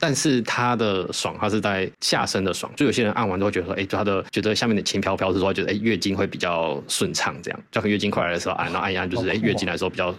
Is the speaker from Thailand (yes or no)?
yes; Thailand; 因为那时候我其实我们有两三个 partner，就是我们泰国人是有回来一起做经营，